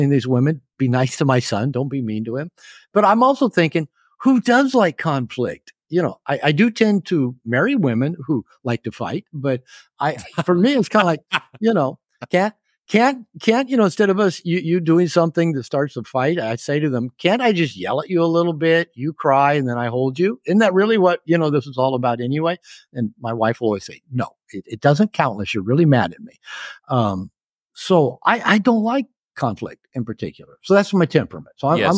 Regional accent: Seattle, Washington, United States; when I was growing up in Seattle, I had one male teacher before I got to junior high.

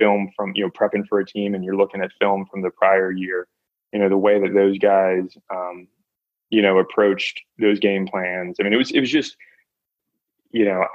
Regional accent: Lexington, United States; growing up in Lexington

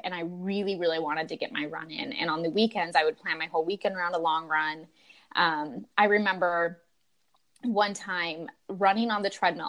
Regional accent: Utah, United States; moved away; I grew up in Utah

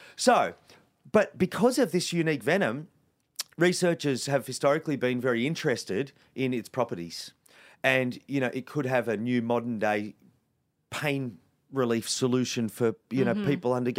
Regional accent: Sydney, New South Wales, Australia; I grew up in Western Sydney, you know, 40 kilometres from where we are right now in Greystanes.

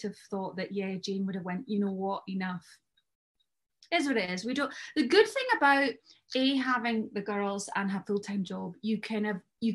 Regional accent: Scotland, United Kingdom; now in Jersey; I'm Scottish

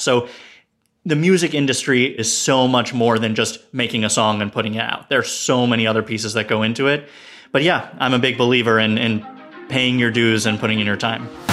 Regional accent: New York City, New York, United States; we grew up right near Washington Square Park

